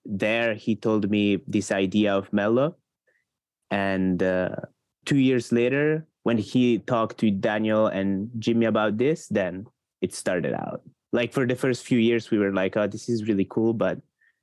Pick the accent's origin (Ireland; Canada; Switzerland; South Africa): Switzerland; I'm from Switzerland